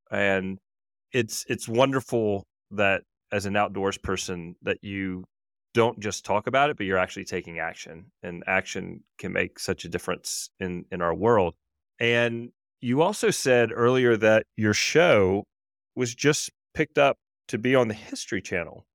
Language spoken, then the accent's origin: English; Louisiana, United States; now in Jackson Hole, United States; I grew up in Louisiana.